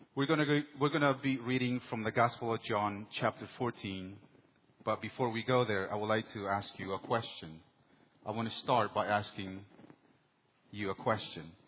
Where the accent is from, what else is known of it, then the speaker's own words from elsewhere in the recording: El Salvador; moved away; in 1984 in my hometown. My country, El Salvador, was going through a civil war